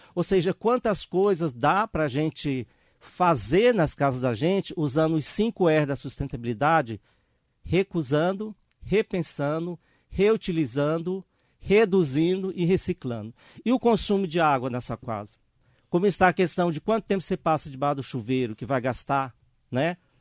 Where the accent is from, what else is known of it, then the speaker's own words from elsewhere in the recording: Miguel Alves, Piauí, Brazil; moved away as an adult; also born or lived in São Paulo; now in Ferraz de Vasconcelos, Brazil; minha cidade lá no Piauí